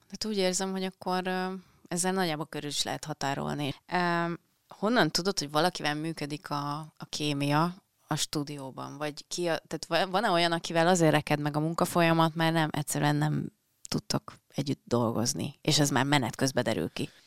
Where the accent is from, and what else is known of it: Penyige, Szabolcs-Szatmár-Bereg, Hungary; now in Budapest, Hungary